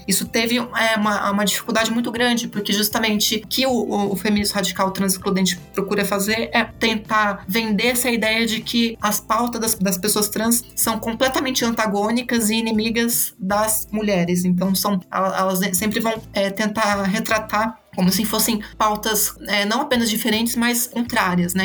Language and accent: Portuguese; Botucatu, São Paulo, Brazil; moved away as an adult; also born or lived in Campinas; eu sou de Botucatu, né? Eu vim para estudar é, letras em Campinas